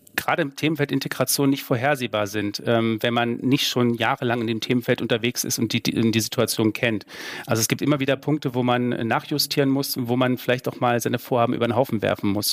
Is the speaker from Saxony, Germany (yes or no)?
yes; Saxony, Germany; das weiß ich als Sachse